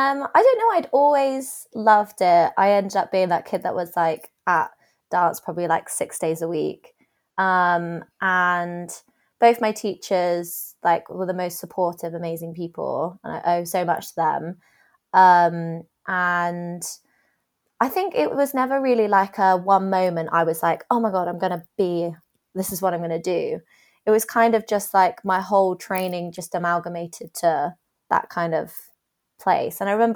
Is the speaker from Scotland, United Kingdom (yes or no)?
no; South West England, United Kingdom; because I'm from Dorset